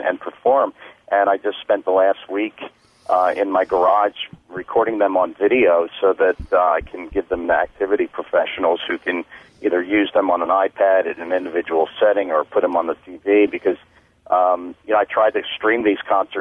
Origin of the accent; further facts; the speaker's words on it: Philadelphia, Pennsylvania, United States; moved away; I'm originally from Philadelphia, and that's where I was doing the performances